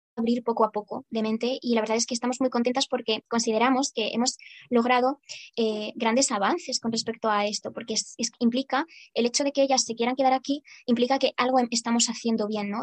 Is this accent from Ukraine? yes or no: yes; Ukraine; now in Spain; yo, a pesar de que llevo muchos años aquí en España, más de 17 años, eh, me considero como una ucraniana. En esencia lo soy.